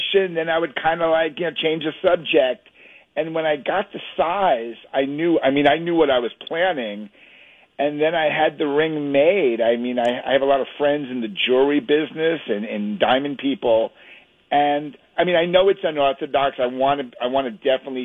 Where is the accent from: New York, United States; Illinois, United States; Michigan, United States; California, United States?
New York, United States; the Hamptons, Long Island; I grew up in the Hamptons. I went to school there.